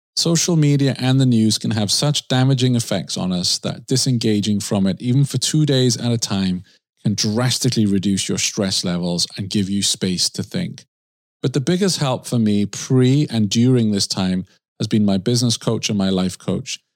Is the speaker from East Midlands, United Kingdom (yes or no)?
no; Swansea, Wales, United Kingdom; moved away; My hometown, Swansea in the U K